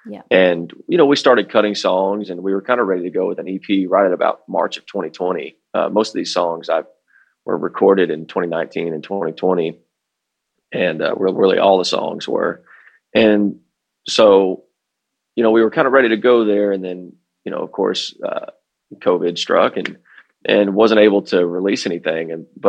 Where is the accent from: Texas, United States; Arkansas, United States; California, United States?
Texas, United States; Fort Worth; I grew up on the Fort Worth side of things, and we have the Stockyards.